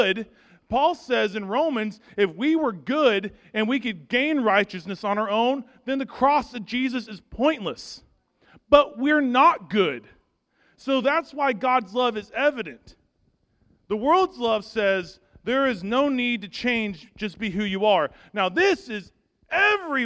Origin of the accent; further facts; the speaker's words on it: Arkansas, United States; I'm from Arkansas